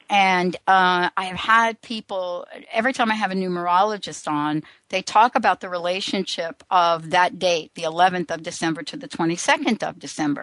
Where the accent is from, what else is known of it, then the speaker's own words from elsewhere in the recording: New York, United States; I grew up in New York